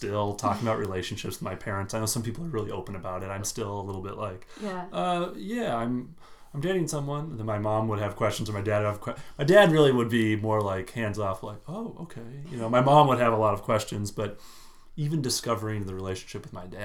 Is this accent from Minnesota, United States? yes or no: yes; Minnesota, United States; I'm from Minnesota.